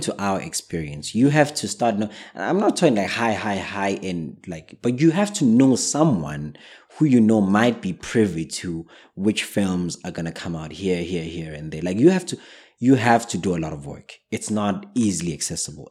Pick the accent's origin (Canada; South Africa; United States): South Africa; in South Africa, we're not too strong on the charts